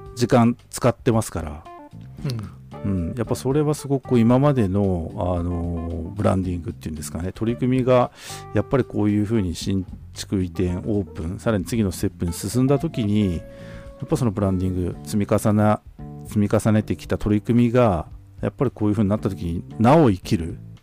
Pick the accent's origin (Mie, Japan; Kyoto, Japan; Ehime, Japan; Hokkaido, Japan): Hokkaido, Japan; Tokachi; 私たちの地元あの十勝